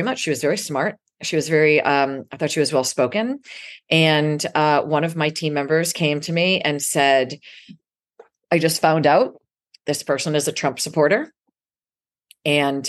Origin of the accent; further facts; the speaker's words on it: Salem, Massachusetts, United States; now in New York City, United States; growing up in Salem, Massachusetts